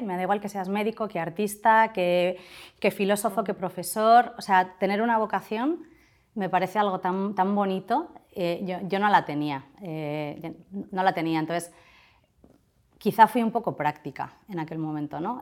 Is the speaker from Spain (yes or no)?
yes; Portugalete, Basque Country, Spain; Soy de Portugalete